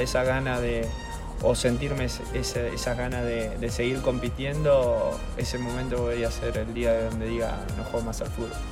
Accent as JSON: {"language": "Spanish", "town": "Rafael Castillo", "region": "Buenos Aires Province", "country": "Argentina", "tie": "born or raised there", "also_born_or_lived": "Ramos Mejía / Qatar", "moved": "as an adult", "said": "siempre en el lugar donde me crié, que fue en Rafael Castillo, San Justo"}